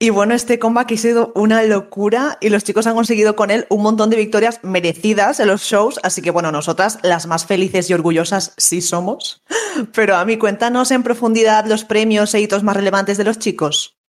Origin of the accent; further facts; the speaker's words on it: Valencia, Valencian Community, Spain; soy de Valencia